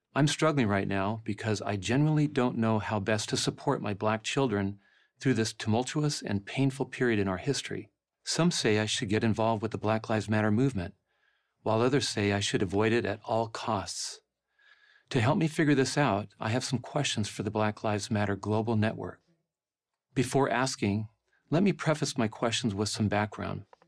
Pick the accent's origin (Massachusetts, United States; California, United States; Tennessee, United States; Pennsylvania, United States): California, United States; La Mesa; my hometown of La Mesa, California